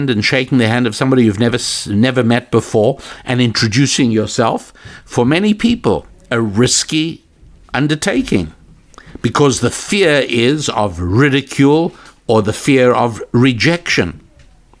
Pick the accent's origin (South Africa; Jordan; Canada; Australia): South Africa; moved away; I was born in South Africa. I've been away several decades.